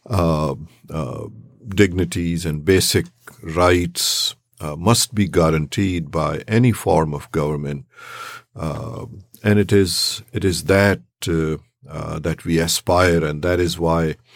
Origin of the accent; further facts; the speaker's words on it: Charlottesville, Virginia, United States; I come from Charlottesville, Virginia.